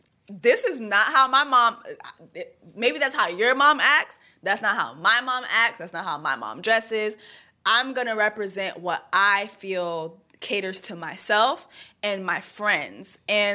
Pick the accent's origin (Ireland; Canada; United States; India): Canada; born there; first language French; English is a second language; I was born in Canada. My first language is French. Second language, Creole. Third language is English.